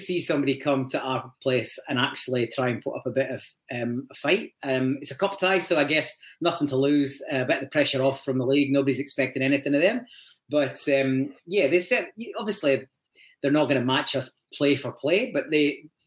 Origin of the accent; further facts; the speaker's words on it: Aberdeenshire, Scotland, United Kingdom; moved away as an adult; also born or lived in Leeds, England; now in Perth, Australia; originally from deepest, darkest Aberdeenshire, luckily enough to grow up in a Celtic family